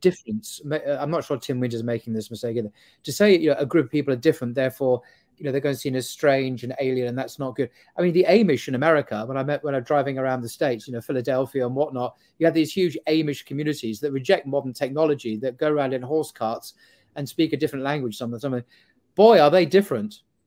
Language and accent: English; United Kingdom; we, as British Muslims